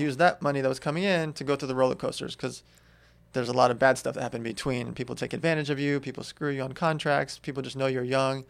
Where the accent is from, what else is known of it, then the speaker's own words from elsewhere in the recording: Los Angeles, California, United States; also born or lived in Russia / San Diego; I grew up in L